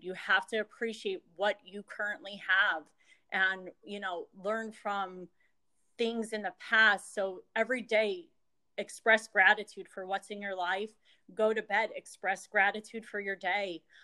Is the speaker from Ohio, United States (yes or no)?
no; Jenkins Township, Pennsylvania, United States; also born or lived in Philadelphia; I am from Northeast Pennsylvania, a little area called Jenkins Township, which is about two hours north of Philadelphia. And um, I've lived basically in this area my whole life